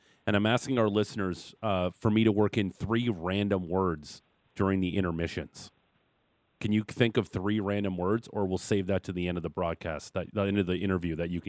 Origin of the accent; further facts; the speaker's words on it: Niagara Falls, Ontario, Canada; Niagara Falls, Ontario.